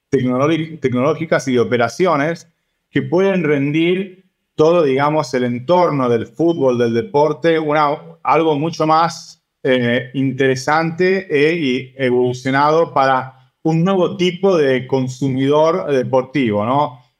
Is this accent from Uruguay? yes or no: no; Argentina; yo crecí en Argentina con eso, no solo jugando, pero también yendo a los varios partidos